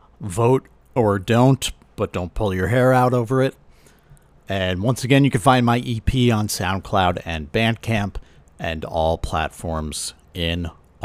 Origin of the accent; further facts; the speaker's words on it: Connecticut, United States; now in Boston, United States; I grew up in Connecticut.